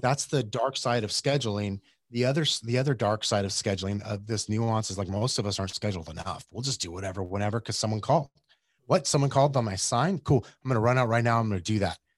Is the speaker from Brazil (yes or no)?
no; Yuma, Arizona, United States; I grew up in Yuma, Arizona